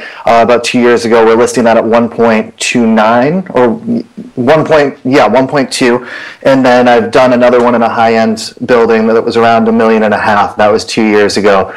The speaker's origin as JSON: {"language": "English", "area": "just outside of Boston", "region": "Massachusetts", "country": "United States", "tie": "born or raised there", "said": "I grew up just outside of Boston in a suburb"}